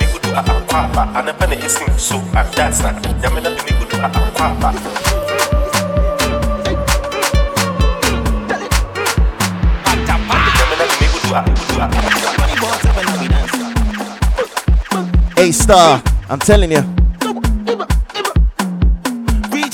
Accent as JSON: {"language": "English", "country": "Ghana", "said": "I'm actually from Ghana, right? I'm from Ghana."}